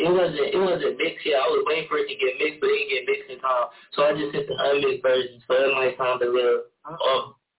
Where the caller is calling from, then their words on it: Cleveland, Ohio, United States; Yeah, I'm from Cleveland, Ohio.